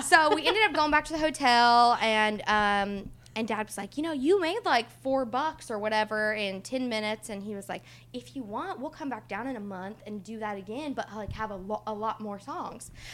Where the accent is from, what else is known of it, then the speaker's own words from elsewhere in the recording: Indiana, United States; we are from Indiana